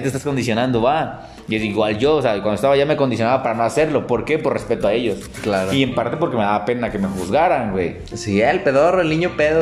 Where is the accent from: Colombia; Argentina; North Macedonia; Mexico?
Mexico; Tapachula, Chiapas; now in Guadalajara, Mexico; regresas a donde naciste, donde te hallas, donde conoces todo, conoces a muchos